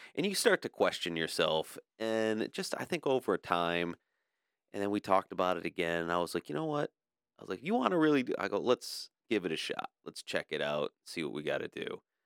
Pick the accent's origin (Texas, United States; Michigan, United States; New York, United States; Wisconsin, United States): Michigan, United States; Livonia; I was born and raised in Livonia